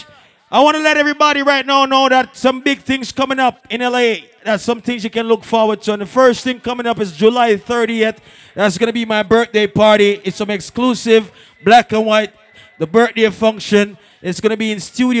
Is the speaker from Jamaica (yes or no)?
yes; Jamaica; moved away; I was born in Jamaica before my move come a foreign.